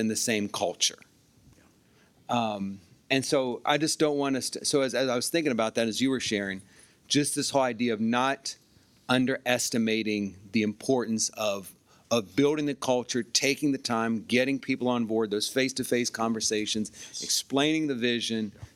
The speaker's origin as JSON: {"language": "English", "town": "Dayton", "region": "Ohio", "country": "United States", "said": "I'm from Dayton, so I'm a Cincinnati Bengals"}